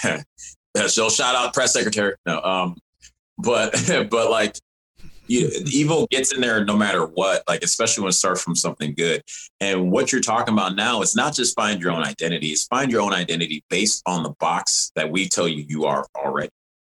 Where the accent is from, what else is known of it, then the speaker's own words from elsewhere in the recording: Evanston, Illinois, United States; also born or lived in Rochester, New York; I was born in Rochester, New York, and grew up in Evanston, Illinois, right outside of Chicago